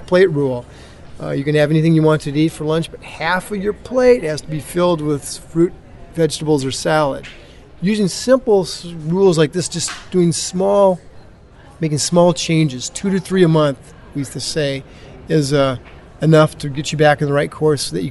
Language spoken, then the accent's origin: English; Iowa, United States; I grew up in Iowa, which is a very sort of agricultural area